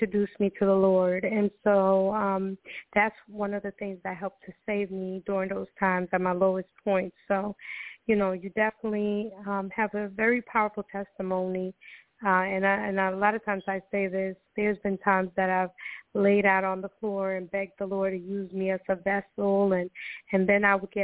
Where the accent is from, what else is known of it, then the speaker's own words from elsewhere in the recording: Costa Rica; now in United States; I'm originally from Costa Rica